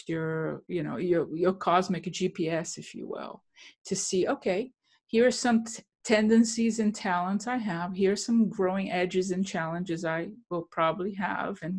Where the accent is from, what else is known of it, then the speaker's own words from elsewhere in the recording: Brazil; moved away; I come from Brazil. And I grew up in a culture in which inflation was daily